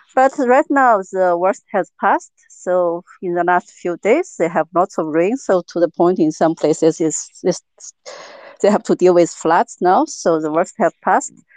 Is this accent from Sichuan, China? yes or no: yes; Sichuan, China; now in Germany; I'm from Sichuan province, basically the epicenter of the drought